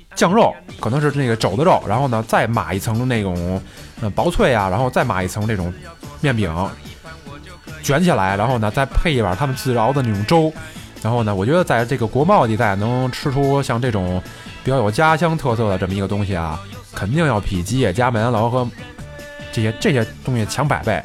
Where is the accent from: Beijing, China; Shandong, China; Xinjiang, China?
Beijing, China; 我生在这个北京这个城市